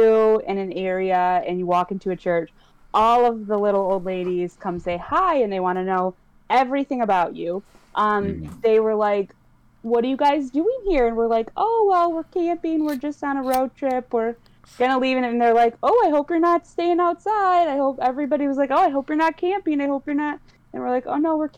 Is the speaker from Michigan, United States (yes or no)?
yes; Michigan, United States; I'm from Michigan